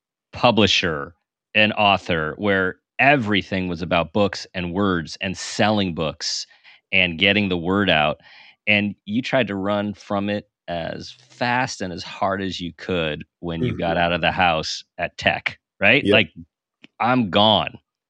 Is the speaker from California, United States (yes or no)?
yes; California, United States; I'm from California.